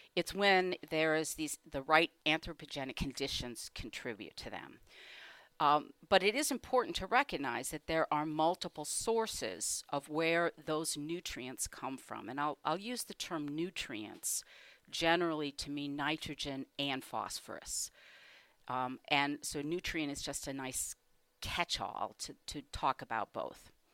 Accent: Michigan, United States; I was born in Michigan, in a suburb

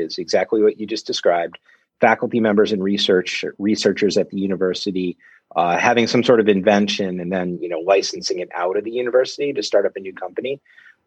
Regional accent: Ann Arbor, Michigan, United States; I grew up in Ann Arbor, left, and then came back.

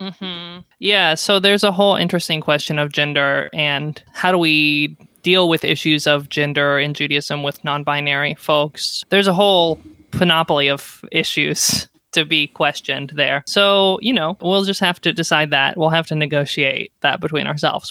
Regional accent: the South, United States; moved away; I'm from the South

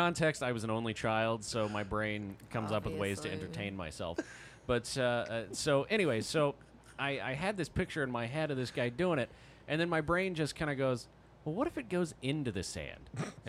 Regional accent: Fort Worth, Texas, United States; also born or lived in Arlington, Texas / Oklahoma / Miami; now in Dallas, United States; But I was born in Fort Worth and then kind of moved around Fort Worth and Arlington for a while and then made my way to Oklahoma, then Miami, then back to Dallas.

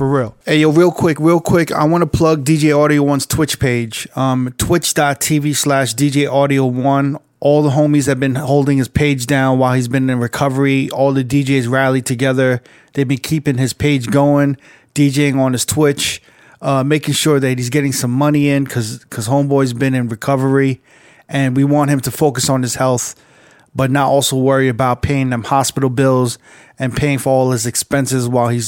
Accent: New York, United States; now in Las Vegas, United States; I'm a New Yorker

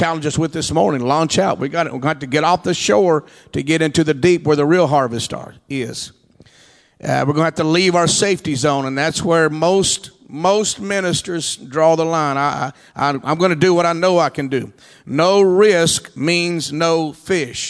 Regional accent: Texas, United States; I'm from Texas.

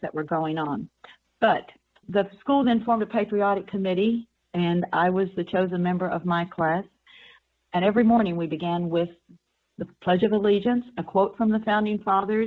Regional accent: West Virginia, United States; I grew up in West Virginia.

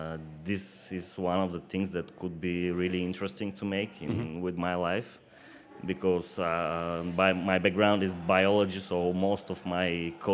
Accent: Burgas, Burgas Province, Bulgaria; now in Plovdiv region, Bulgaria; I was born on the seaside.

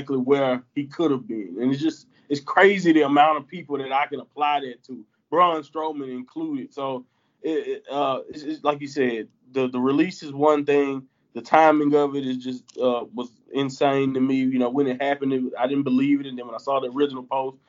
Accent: the Southern United States, United States; I'm from the Southern America

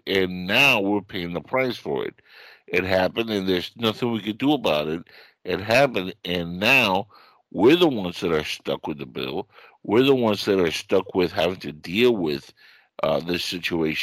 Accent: Cuba; now in United States; I come from Cuba, and we escaped because of the simple fact that that was a revolution that destroyed my country

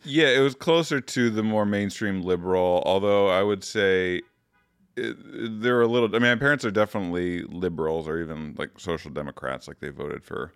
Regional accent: Muskegon, Michigan, United States; moved away as an adult; also born or lived in Toledo, Ohio / Grand Rapids, Michigan; now in Chicago, United States; I started fourth grade in Muskegon when he moved to that church. So lived half my childhood in Toledo, mm-hmm. half in uh, Muskegon

